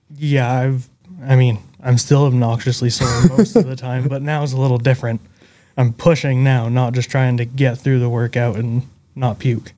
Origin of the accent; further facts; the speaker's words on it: Northern Vermont, United States; Vermont, Northern Vermont.